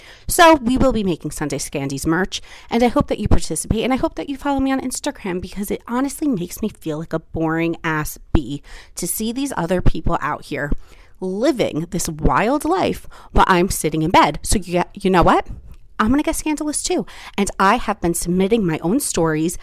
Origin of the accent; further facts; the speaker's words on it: New Jersey, United States; moved away; I take you home to New Jersey with me for Thanksgiving, do some random footage with my family, with like in my hometown